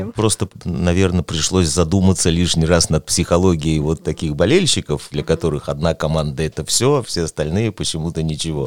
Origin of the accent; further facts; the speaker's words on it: Tyumen, Tyumen Oblast, Russia; я не сибиряк, а уралец все-таки